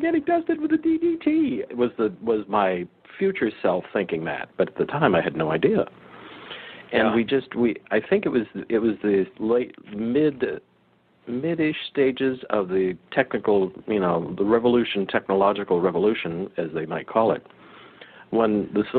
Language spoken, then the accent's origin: English; Monterey Peninsula, California, United States; as a kid, I grew up on the Monterey Peninsula